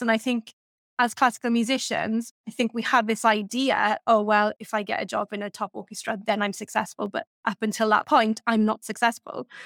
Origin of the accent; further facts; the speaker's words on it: Welsh Valleys, Wales, United Kingdom; I grew up in the Welsh Valleys